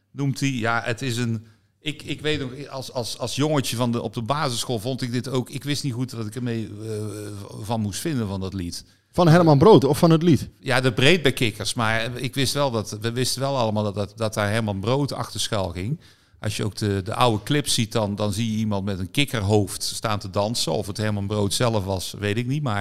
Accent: North Brabant, Netherlands; Ja, maar ik ben ook een Brabander.

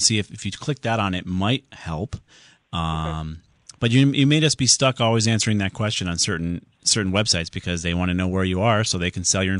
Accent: Southington, Connecticut, United States; born or raised there

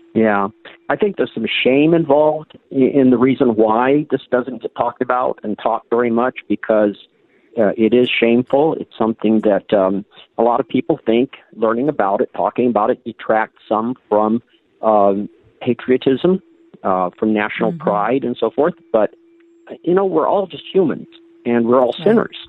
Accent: Sioux Falls, South Dakota, United States; I grew up in Sioux Falls, South Dakota

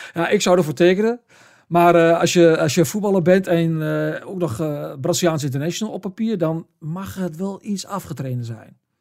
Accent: the area of Heracles, Overijssel, Netherlands; Heracles, een club uit, uit het gebied waar ik vandaan kom

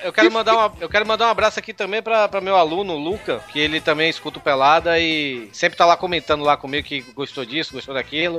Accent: Northeast Region, Brazil; eu sou nordestino

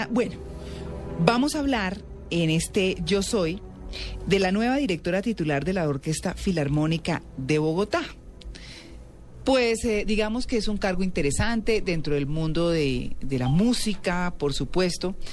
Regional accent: São Paulo, Brazil; first language Portuguese; Spanish is a second language; moved away; Yo nací en San Paulo, María Clara.

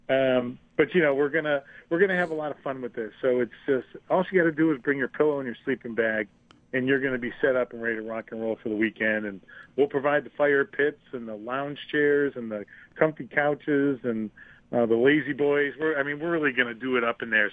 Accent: Buffalo, New York, United States; in our hometown of Buffalo, or my hometown, our hometown

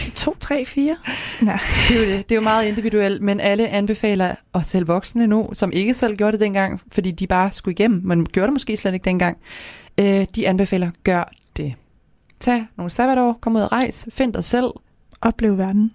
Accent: Kalundborg, Zealand, Denmark; accent: Kalundborg Jutlandic; moved away as an adult; now in Aarhus, Denmark; der, hvor jeg kommer fra, det er Kalumborg ja. på Sjælland, der snakker vi faktisk om, at vi snakker Kalumborg jysk

